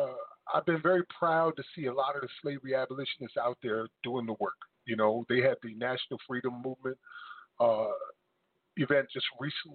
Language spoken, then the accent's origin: English; Paterson, New Jersey, United States; now in South Carolina, United States; the Paterson, New Jersey Poet Laureate, which is my hometown